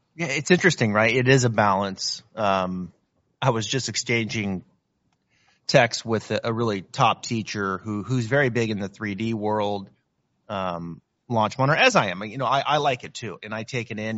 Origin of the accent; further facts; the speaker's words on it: Northwest, Pacific Northwest, United States; I'm from Northwest. I'm a I'm a Seattle diehard